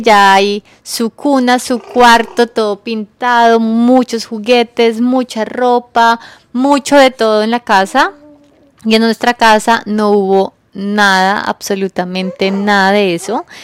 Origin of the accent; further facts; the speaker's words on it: Colombia; now in New York, United States; yo soy colombiana, pero vivo en Nueva York